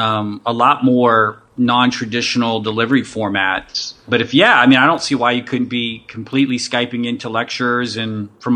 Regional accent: Western Pennsylvania, United States; now in Abilene, United States; I grew up in Western PA.

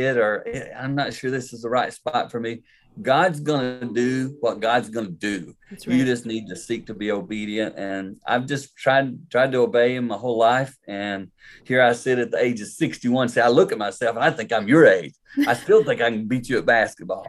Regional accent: the Carolinas, United States; I grew up in the Carolinas

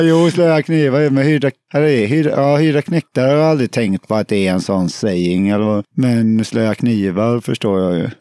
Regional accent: Alingsås, Västra Götaland, Sweden; Jag kommer från Alingsås

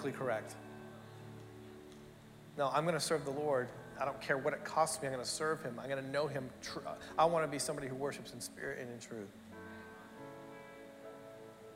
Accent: Canada; now in Australia; Growing up in Canada

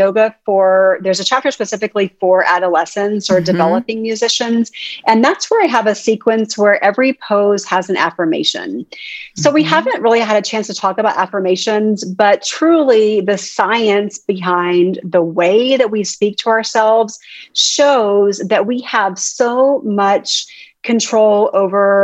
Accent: Texas, United States; I'm from Texas.

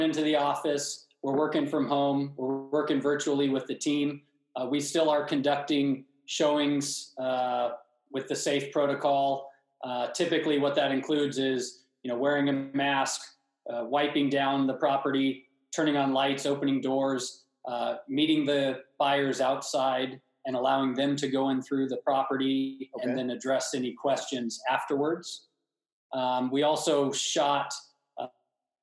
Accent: Napa Valley, Northern California, United States; now in Newport Beach, United States; I grew up in Northern California

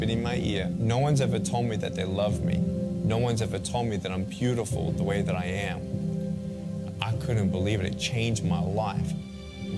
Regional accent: Melbourne, Victoria, Australia; I was born in Melbourne, Australia, 1982

